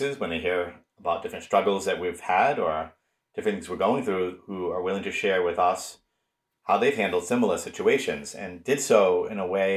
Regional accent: Woonsocket, Rhode Island, United States; now in North Attleboro, United States; So I'm a native of Woonsocket, Rhode Island, which is in northern Rhode Island.

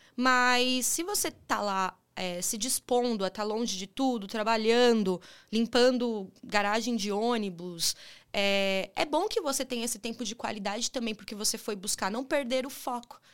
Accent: São Caetano do Sul, São Paulo, Brazil; Sou de São Caetano, São Caetano do Sul, ABC, né? É, fui criada pelos meus avós avós paternos

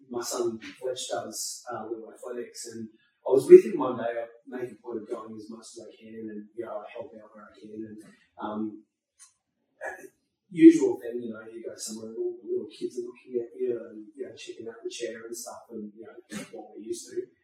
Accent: Byron Bay, New South Wales, Australia; also born or lived in Sri Lanka; being born in Sri Lanka mm-hmm. and, and, being here. And the, the thing is, uh, we moved to Byron Bay after we moved to Australia.

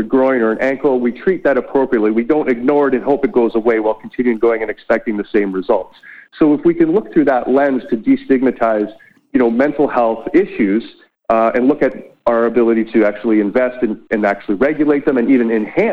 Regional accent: Whitby, Ontario, Canada; I completed my clinical work down at Ontario Shores in my hometown of Whitby

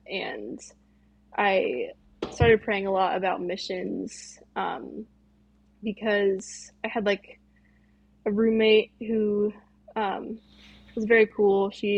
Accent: Gig Harbor, Washington, United States; moved away as an adult; also born or lived in Mukilteo, Washington; now in Basque Country, Spain; I am originally from Gig Harbor, Washington, and then I just moved to Mukilteo, which I had never even heard of that either. It's a random place in Washington, like up past Seattle a little bit.

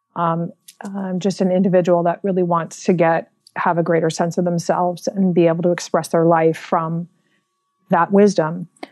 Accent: San Francisco, California, United States; I was born and raised in San Francisco in the Mission District

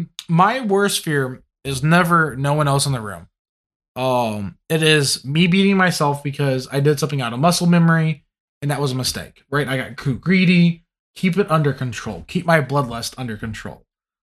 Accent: Louisiana, United States; I'm from Louisiana, and like coming from the Cajun culture, we look at the French and like, yeah, we come from you. But at the same time, we're like, we're really not you.

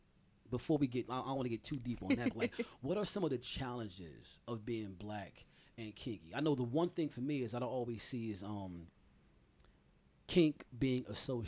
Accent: New York City, New York, United States; And I'm from Brooklyn.

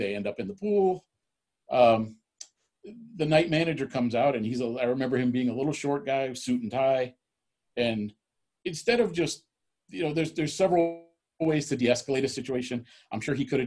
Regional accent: Florida, United States; born or raised there

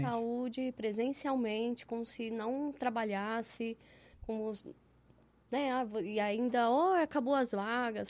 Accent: São Paulo, Brazil; moved away as an adult; now in Ribeirão Preto, Brazil; eu cresci em São Paulo. Eu cresci num bairro que chama Pompeia

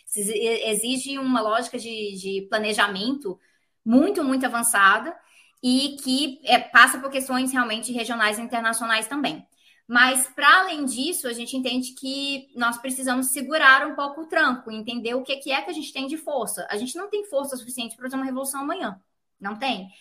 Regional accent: Brazil; sendo brasileira

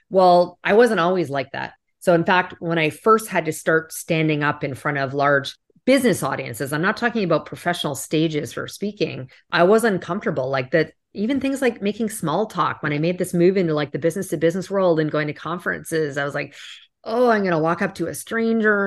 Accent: Canada; moved away; I'm originally from Canada

